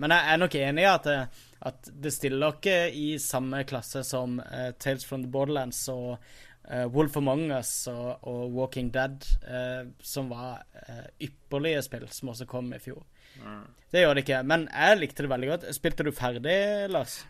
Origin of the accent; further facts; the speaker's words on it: Kristiansand, Agder, Norway; moved away; jeg er hjemme i Kristiansand